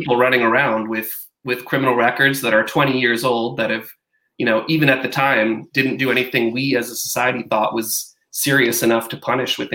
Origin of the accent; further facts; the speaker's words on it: Grand Rapids, Michigan, United States; also born or lived in Virginia; I live in Grand Rapids, which is the city I grew up in. I grew up here